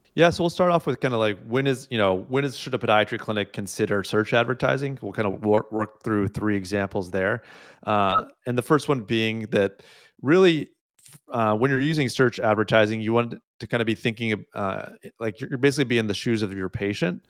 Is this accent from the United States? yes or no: yes; United States; moved away as an adult; now in Canada; having grown up in the U S